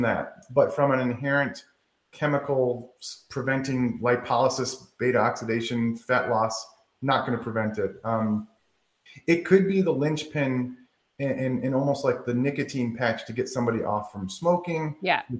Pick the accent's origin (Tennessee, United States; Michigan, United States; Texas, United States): Michigan, United States; now in the South, United States; I said pop, but I'm from Michigan